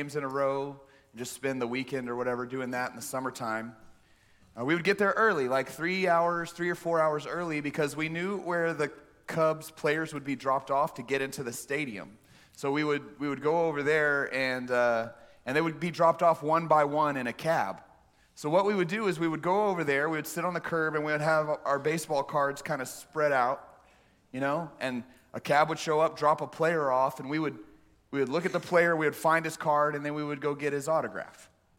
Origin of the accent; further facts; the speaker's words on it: Texas, United States; We grew up in the Central Texas area